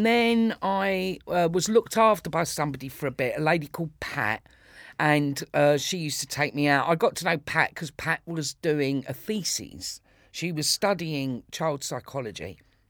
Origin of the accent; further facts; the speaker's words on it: Islington, London, United Kingdom; born there; No, I was born in Islington. I was born, there's a Royal Free Hospital in Hampstead, but it used to be on the Liverpool Road in Islington.